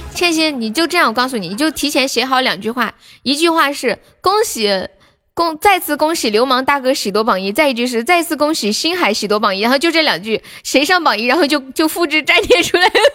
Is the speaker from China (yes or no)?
yes; Sichuan, China; accent: Sichuanese; 我们四川话